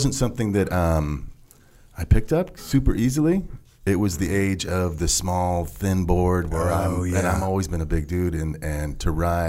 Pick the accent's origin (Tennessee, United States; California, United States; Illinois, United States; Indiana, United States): California, United States; Huntington Beach; moved away as an adult; also born or lived in Eugene, Oregon; we moved down to Southern California, Huntington Beach, when I was maybe one.